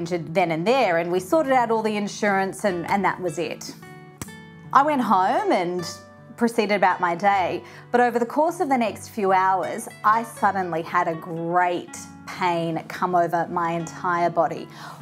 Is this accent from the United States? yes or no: no; Brisbane, Queensland, Australia; in my hometown of Brisbane here in Australia